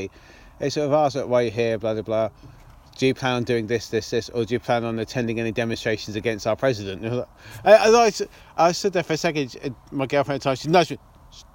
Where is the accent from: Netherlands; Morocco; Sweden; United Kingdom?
United Kingdom; England; we're English